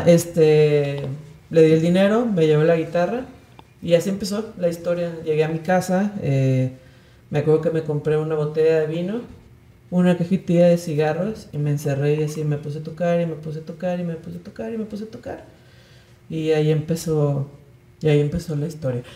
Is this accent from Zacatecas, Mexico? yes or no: no; Guadalajara, Jalisco, Mexico; moved away as an adult; also born or lived in Querétaro / London; now in Mexico City, Mexico; soy de Guadalajara